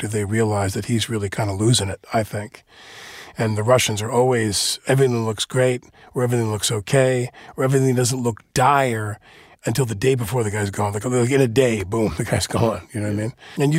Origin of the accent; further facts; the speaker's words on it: United States; Well, it's funny because as an American, and therefore having grown up on a legacy of those people that don't work inside the American system